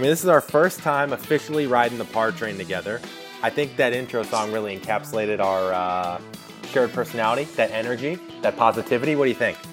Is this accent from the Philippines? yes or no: no; St. Louis, Missouri, United States; I am from St. Louis, Missouri